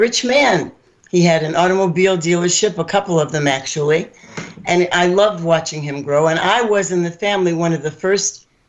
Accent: Ohio, United States; moved away as an adult; also born or lived in New York / Florida; lived in three different states. And when I moved to Ohio, I grew up in Ohio, then I moved back to Ohio, I really got a sense of how conservative it is here compared to New York.

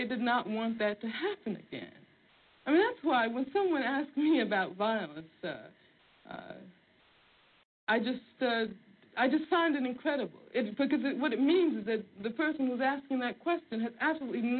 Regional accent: Birmingham, Alabama, United States; moved away; also born or lived in Los Angeles; I grew up in Birmingham, Alabama

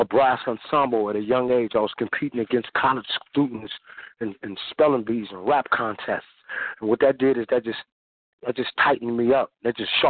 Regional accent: San Francisco, California, United States; I grew up in San Francisco, California, born and raised, me and my twin sister

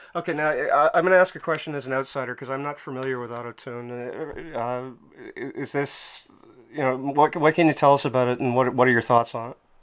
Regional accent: Montreal, Quebec, Canada; I'm from Montreal

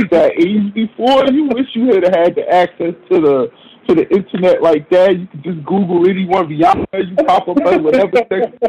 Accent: New Jersey, United States; moved away as an adult; now in Harlem, New York, United States; where I grew up in Jersey

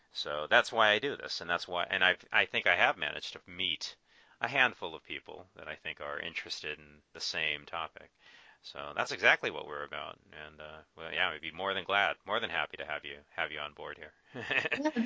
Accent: Orange County, California, United States; also born or lived in Thousand Oaks; I grew up in Orange County, which is uh, you know Anaheim

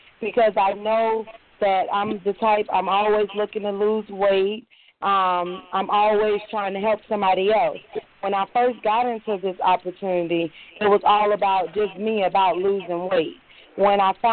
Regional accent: Minnesota, United States; moved away as an adult; also born or lived in Chicago, Illinois; now in Georgia, United States; I'm from Chicago, Illinois. I was raised in Minnesota. I moved to Georgia in 2008.

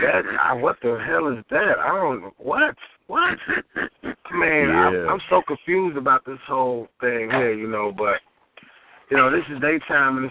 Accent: Chicago, Illinois, United States; I'm originally from the South Side of Chicago, out of Englewood.

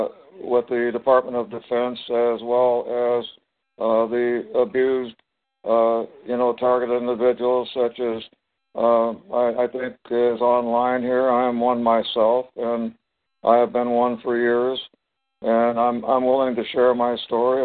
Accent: Topeka, Kansas, United States; moved away; also born or lived in Colorado / San Diego / Long Beach; I was born in Topeka, Kansas

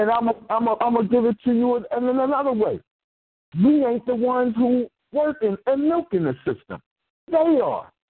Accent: Philadelphia, Pennsylvania, United States; I grew up in, I'm from North Philly.

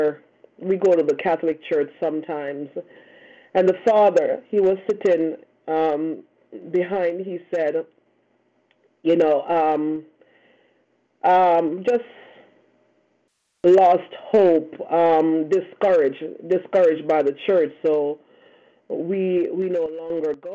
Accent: Canada; for us Canadians, you know, plus two is not that bad. we're used to, you know, minus 30.

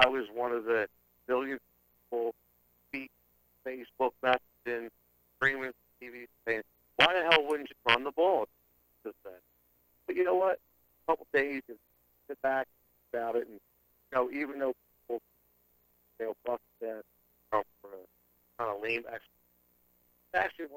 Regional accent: Philadelphia, Pennsylvania, United States; I'm from Philly. I'm a W guy. I'm a Philly guy

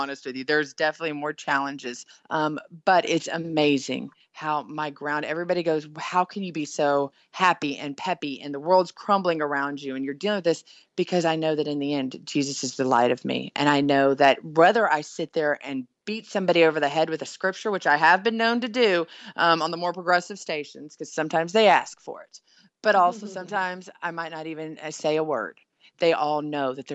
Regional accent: the South, United States; accent: Southern; My Southern accent comes out when I am sleeping

